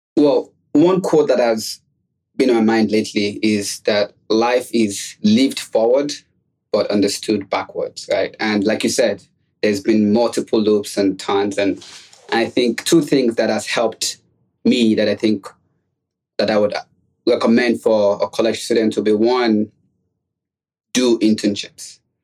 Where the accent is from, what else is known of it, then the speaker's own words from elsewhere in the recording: Nigeria; moved away as an adult; also born or lived in New York City, United States; now in United States; I also was born and raised outside of the United States. I was born in Nigeria